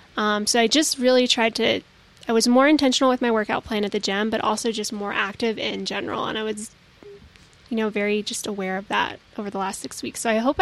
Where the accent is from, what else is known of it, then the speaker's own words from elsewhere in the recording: the South, United States; I'm from the South